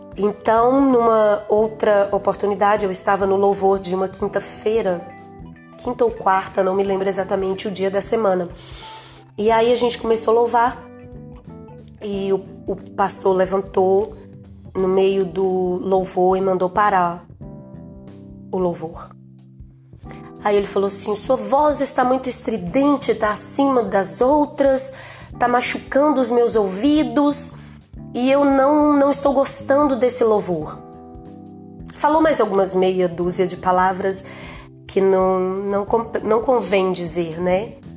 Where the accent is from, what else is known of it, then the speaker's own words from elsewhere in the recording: Teófilo Otoni, Minas Gerais, Brazil; Eu sou de Teoflotone